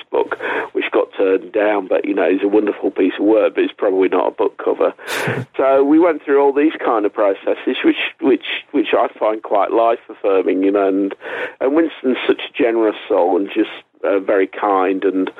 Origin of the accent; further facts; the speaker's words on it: England, United Kingdom; I'm an English writer